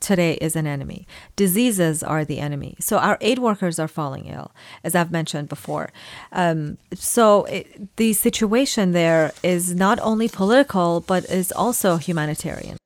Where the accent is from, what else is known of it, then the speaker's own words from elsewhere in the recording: Iran; I was born in Iran, uh, to Assyrian parents